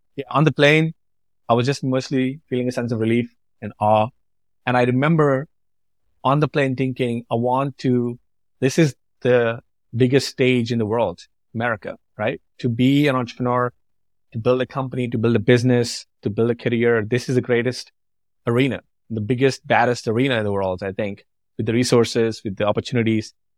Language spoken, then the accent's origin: English; Andhra Pradesh, India; moved away as an adult; also born or lived in Nashville, Tennessee; now in United States; I grew up in a tiny village, in an obscure village called Bomoro